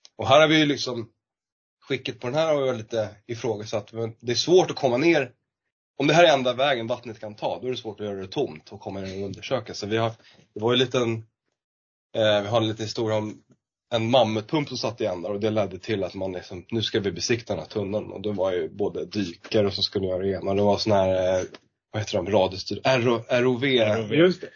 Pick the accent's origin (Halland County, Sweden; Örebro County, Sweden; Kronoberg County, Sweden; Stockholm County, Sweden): Stockholm County, Sweden; Lidingö; jag är uppvuxen på Lidingö